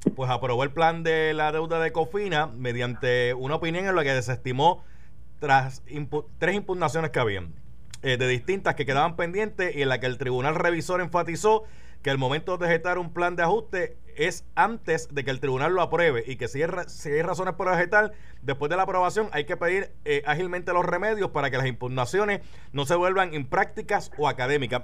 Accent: Carolina, Puerto Rico; sí soy un jíbaro de Carolina. De hecho, yo, yo nací en Carolina

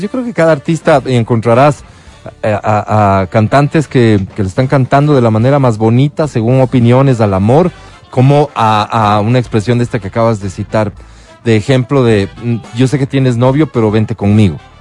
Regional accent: Ecuador; ciudadanos ecuatorianos

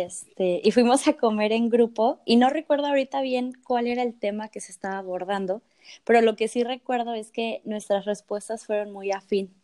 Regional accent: Mexico City, Mexico; moved away as an adult; now in Tijuana, Mexico; yo soy de Ciudad de México, pero hace un par de semanas me mudé a Tijuana

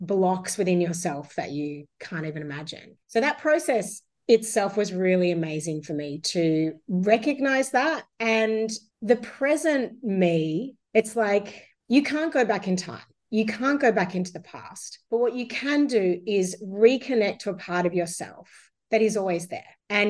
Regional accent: Sydney, New South Wales, Australia; also born or lived in Werribee, Victoria; I was born in Werribee in Victoria, grew up on a military base, ended up in Sydney from 5, been here my whole life.

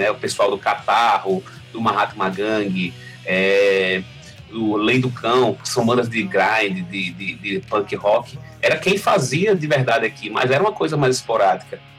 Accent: Natal, Rio Grande do Norte, Brazil; moved away as an adult; now in Mossoró, Brazil; eu sou de Natal, nascido. eu sou de Natal você... e moro aqui em Mossoró, vai fazer 11 anos agora.

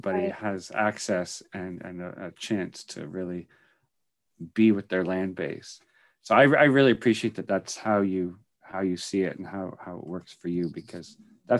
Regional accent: Brampton, Ontario, Canada; I grew up in Brampton, Ontario, in a single parent working poor home

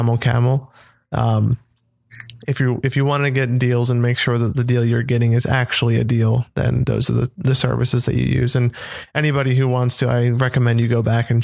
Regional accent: United States; I'm American.

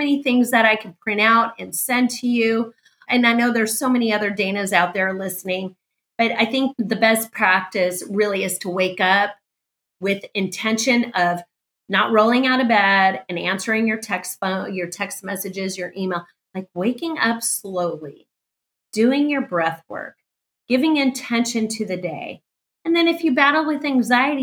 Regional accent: California, United States; I was raised in California

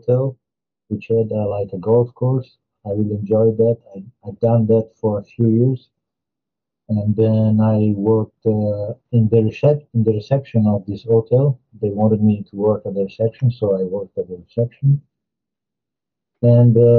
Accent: Verona, Veneto, Italy; accent: Italian; English is a second language; moved away as an adult; also born or lived in Como, Italy; now in Rome, Italy; I ended up moving from Verona, which is my hometown

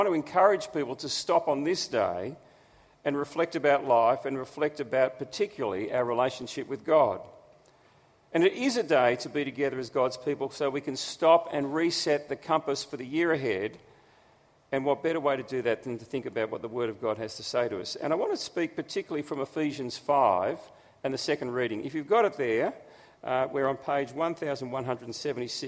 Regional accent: Australia; who we are as Australians

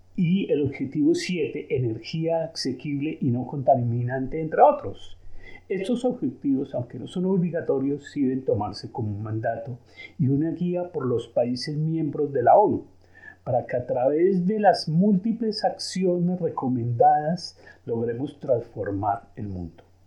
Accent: Colombia; also born or lived in Switzerland; now in Geneva, Switzerland; Soy de origen colombiano y nacionalizado suizo.

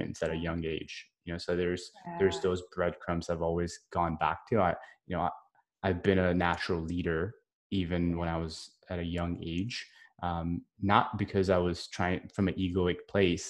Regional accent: India; now in United States; I grew up in India.

